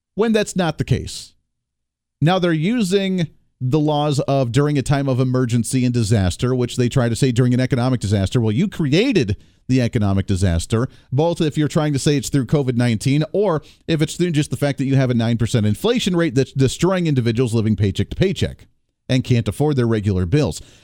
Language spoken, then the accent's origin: English; Colorado, United States; moved away; I grew up in Colorado.